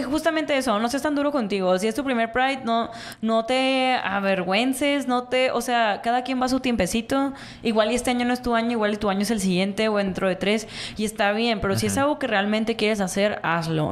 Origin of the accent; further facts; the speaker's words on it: Mexico; como sociedad mexicana